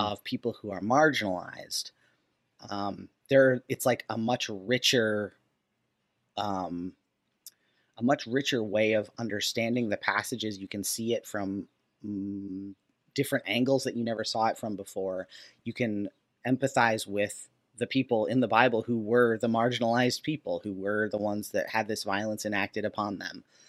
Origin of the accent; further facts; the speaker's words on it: Minnesota, United States; I grew up in Minnesota